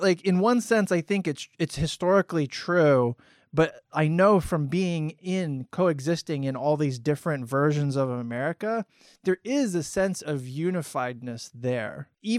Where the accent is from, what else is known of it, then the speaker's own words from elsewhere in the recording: Florida, United States; also born or lived in Maryland / Indiana / California / Texas; I was stationed in Texas when I was in the military. I grew up in Florida. I was born in Maryland on the East Coast. I lived in Indiana for several years.